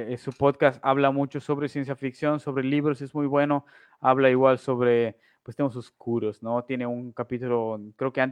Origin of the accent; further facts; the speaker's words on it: Uruguay; Y yo soy uruguayo